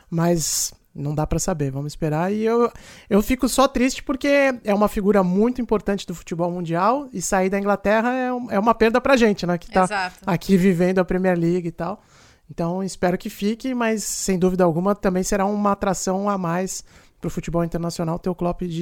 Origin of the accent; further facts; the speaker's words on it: Brazil; now in England, United Kingdom; como brasileiro